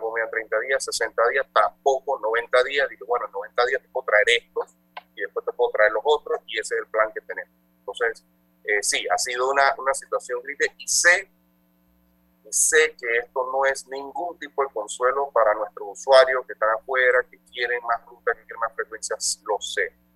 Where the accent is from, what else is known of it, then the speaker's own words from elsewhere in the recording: Panama; somos una empresa administrada 100% por panameños, todos nosotros somos panameños